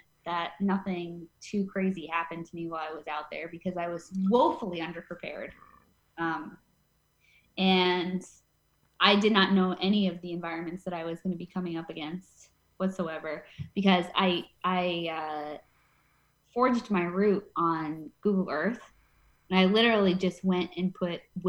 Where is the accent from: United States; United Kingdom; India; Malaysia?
United States; Northeast Pennsylvania; moved away as an adult; now in Los Angeles, United States; I grew up in Northeast Pennsylvania, and I grew up on a water well